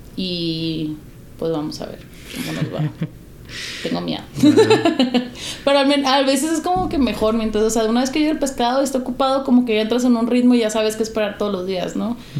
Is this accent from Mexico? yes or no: yes; Mexico; also born or lived in United States (born) / Jalisco / Alaska; como mexicanos